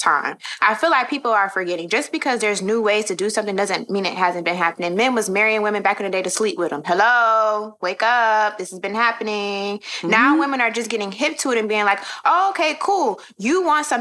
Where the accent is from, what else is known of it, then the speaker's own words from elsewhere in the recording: Houston, Texas, United States; now in Brooklyn, United States; I'm from Houston, Texas, H-Town